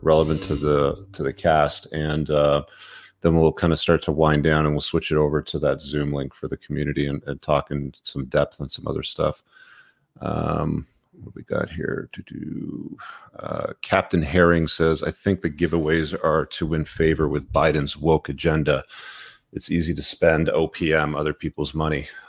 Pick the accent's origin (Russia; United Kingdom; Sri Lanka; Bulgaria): United Kingdom; I was born in the United Kingdom